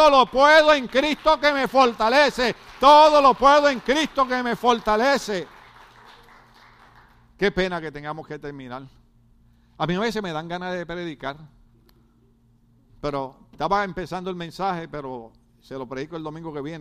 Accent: Guatemala; moved away; Y desde que yo vine de Guatemala, todas las noticias que yo veo aparecen dos muertos todos los días en Escuincla.

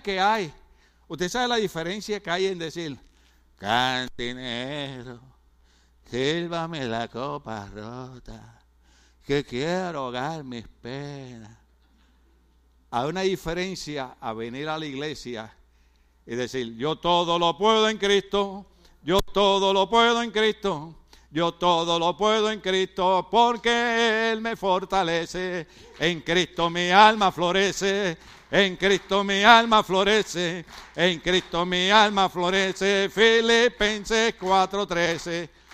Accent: Puerto Rico; moved away; En mi país, que de ahí es él, en mi país

